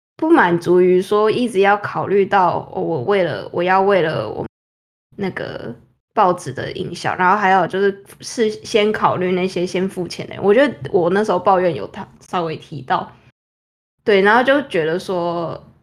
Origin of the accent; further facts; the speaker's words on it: Taiwan; moved away as an adult; now in New York, United States; 我们台湾那边